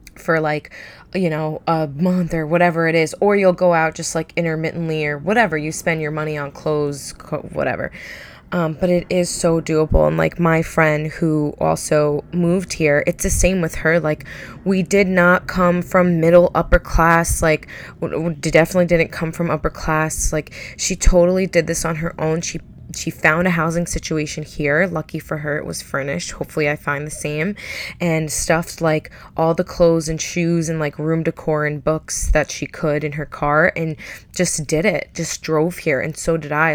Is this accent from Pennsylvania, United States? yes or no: no; Long Island, New York, United States; moved away as an adult; I'm from Long Island